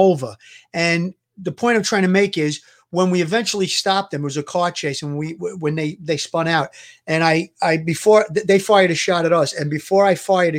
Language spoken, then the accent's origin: English; New York City, New York, United States; growing up in New York and in Brooklyn in the streets